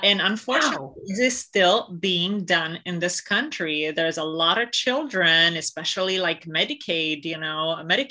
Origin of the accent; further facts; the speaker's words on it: Romania; moved away; I grew up in Romania